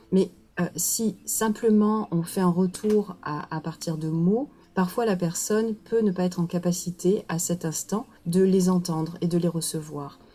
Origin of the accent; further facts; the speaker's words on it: Marseille, Provence-Alpes-Côte d'Azur, France; moved away; also born or lived in Quebec / Mali; je suis, euh, marseillaise je vis à Marseille, je suis née à Marseille, j'ai beaucoup bougé, mais finalement pour, euh, pour revenir